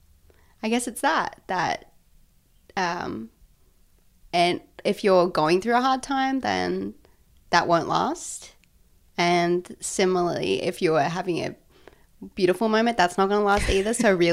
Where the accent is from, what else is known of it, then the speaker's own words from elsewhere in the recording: Australia; moved away as an adult; now in Nashville, United States; I don't pronounce R's because I'm Australian.